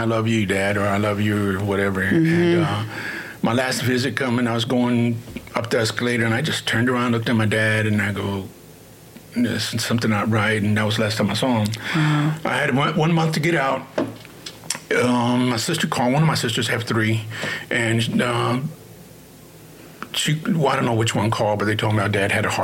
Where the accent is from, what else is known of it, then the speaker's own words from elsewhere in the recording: Houston, Texas, United States; I grew up in the East End, right here